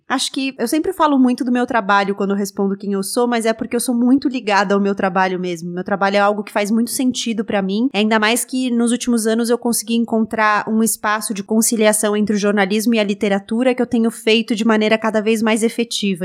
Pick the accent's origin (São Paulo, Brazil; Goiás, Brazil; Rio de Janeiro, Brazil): São Paulo, Brazil; Eu nasci em São Paulo, cresci em São Paulo